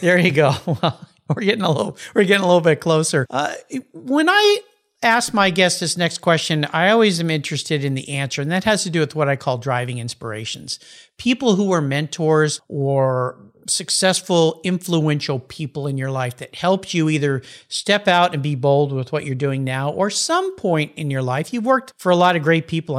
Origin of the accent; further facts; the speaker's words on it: San Diego, California, United States; moved away as an adult; now in Pacific Northwest, United States; I grew up in La Jolla